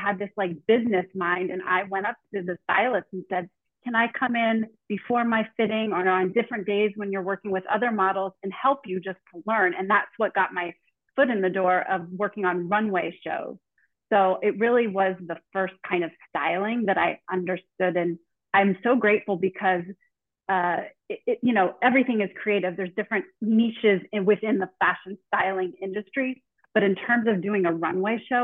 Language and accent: English; Northern Virginia, United States; I grew up in Northern Virginia, right outside of Washington, D.C., about 20 minutes outside of D.C.